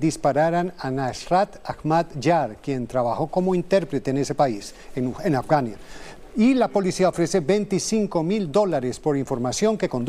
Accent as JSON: {"language": "Spanish", "country": "Chile", "said": "Bueno, nosotros venimos de Chile y allá no es, no es tan caluroso como, como acá."}